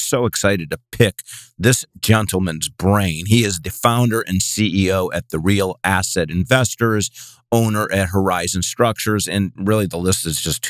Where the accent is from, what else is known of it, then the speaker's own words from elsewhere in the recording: Cleveland, Ohio, United States; now in Bay Area, United States; I'm from Cleveland originally. I'm in the Bay Area now